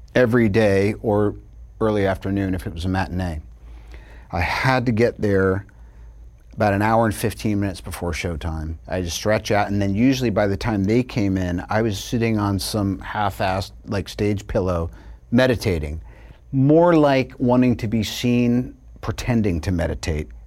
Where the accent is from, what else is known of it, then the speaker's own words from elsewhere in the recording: New York, United States; moved away; also born or lived in Long Island / California; I'm from New York